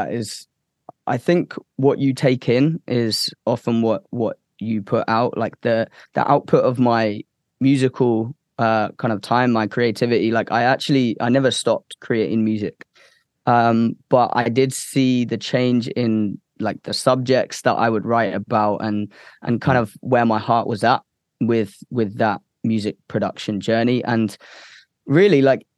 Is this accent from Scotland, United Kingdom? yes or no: no; Cambridge, East of England, United Kingdom; also born or lived in United States; I moved back in to Cambridge, my hometown, for a little bit